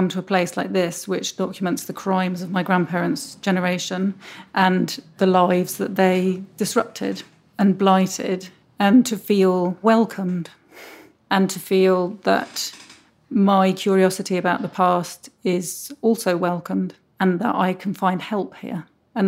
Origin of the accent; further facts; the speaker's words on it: United Kingdom; She had me and my brother. And so we grew up in Britain, but with very close connections to Germany